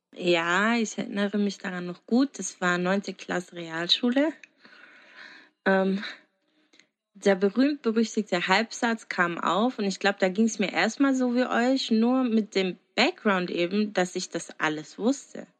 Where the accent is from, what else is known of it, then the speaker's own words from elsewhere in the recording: Germany; aus Deutschland